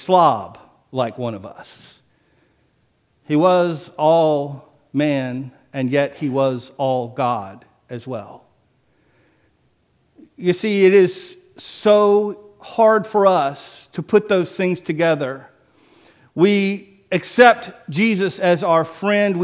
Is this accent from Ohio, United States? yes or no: no; Biloxi, Mississippi, United States; moved away; I'm from Biloxi